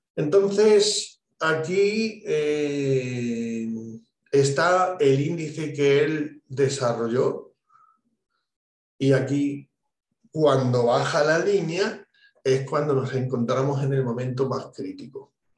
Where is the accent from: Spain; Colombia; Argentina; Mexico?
Spain; En mi país, en España